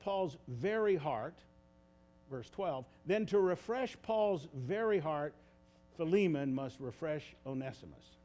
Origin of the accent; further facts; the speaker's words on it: United States; as English speaking Americans